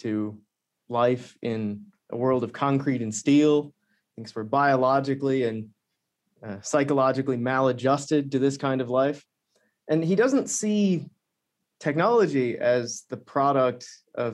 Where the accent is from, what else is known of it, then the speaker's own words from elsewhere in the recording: Canada; I'm from a remote part of Canada